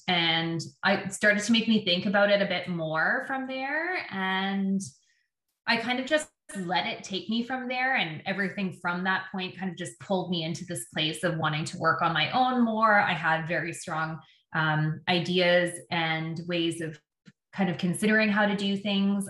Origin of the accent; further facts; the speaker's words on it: Windsor, Ontario, Canada; moved away as an adult; also born or lived in Terrace, British Columbia / Vancouver Island; now in Victoria, Canada; I was um, born and raised in Windsor, Ontario, in Canada